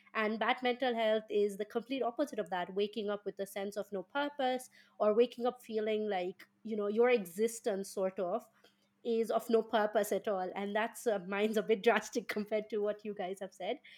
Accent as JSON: {"language": "English", "country": "Kenya", "moved": "as an adult", "lives_now": "United Kingdom", "said": "I come from Kenya, and in Kenya, and my background is an, is an Indian"}